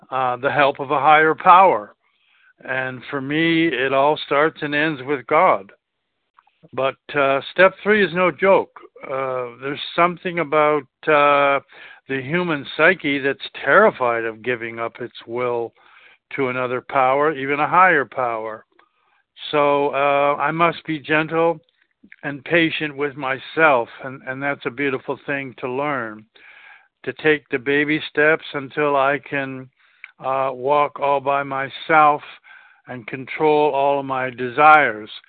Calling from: South Carolina, United States; in South Carolina. Pleasure to be on the line.

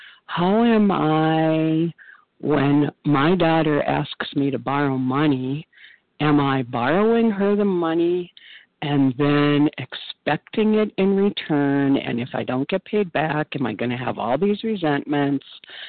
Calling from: Minnesota, United States; I am a compulsive overeater in northern Minnesota.

